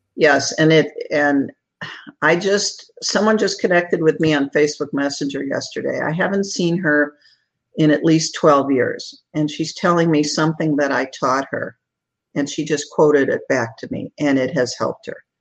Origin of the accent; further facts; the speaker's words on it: Chicago, Illinois, United States; moved away as an adult; now in Sarasota, United States; after an entire lifetime as a Chicagoan, my husband and I moved to the Florida to Sarasota